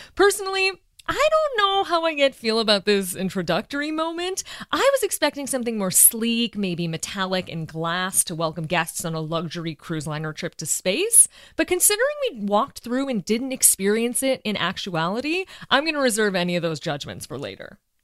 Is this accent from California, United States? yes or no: no; Chicago, Illinois, United States; As a Chicagoan